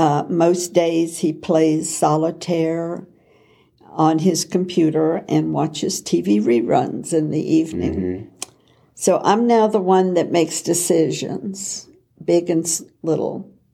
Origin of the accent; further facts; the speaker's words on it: the South, United States; moved away as an adult; also born or lived in Kentucky / Terre Haute, Indiana; now in Indianapolis, United States; we are Southerners now living in the Midwest, and we both had Christian parents and grew up in the church.